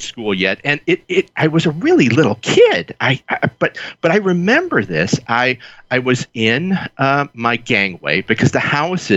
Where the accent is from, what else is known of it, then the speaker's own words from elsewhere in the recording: Chicago, Illinois, United States; I grew up, I was born in Chicago. I grew up on the South Side, real blue-collar family.